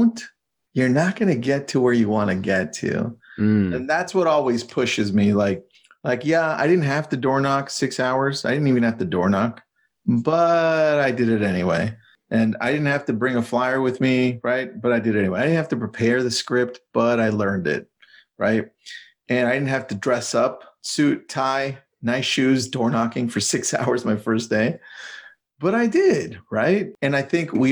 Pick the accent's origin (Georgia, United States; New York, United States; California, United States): California, United States; Malibu; I'm from Malibu, California, real estate agent out here